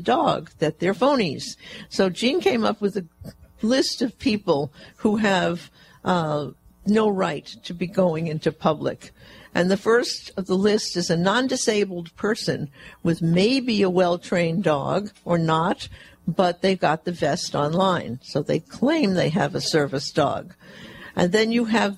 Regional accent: Fresno, California, United States; my hometown of Fresno

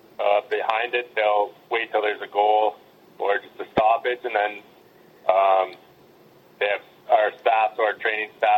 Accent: Peterborough, Ontario, Canada; moved away as an adult; now in Calgary, Canada; I grew up in Peterborough my whole life.

